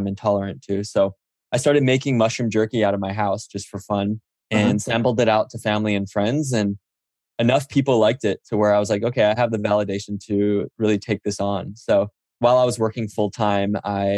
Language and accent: English; Oahu, Hawaii, United States; moved away as an adult; also born or lived in New York / Silicon Valley; I grew up on Oahu in Hawaii